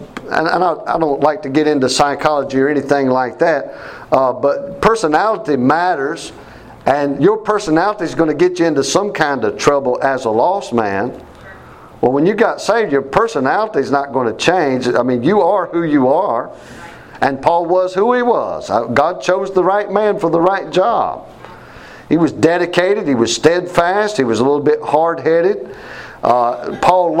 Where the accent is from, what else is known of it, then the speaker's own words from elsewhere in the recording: Mount Airy, North Carolina, United States; also born or lived in Winston-Salem, North Carolina; I was raised in Mount Airy, North Carolina